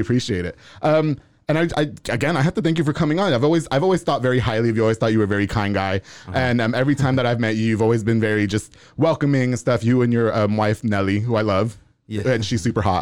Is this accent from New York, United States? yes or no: yes; New York, United States; I'm actually from New York, and my family's from Puerto Rico